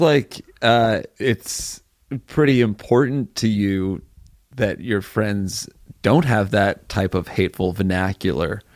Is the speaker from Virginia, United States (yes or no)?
no; New Haven, Connecticut, United States; moved away; New Haven, my hometown show.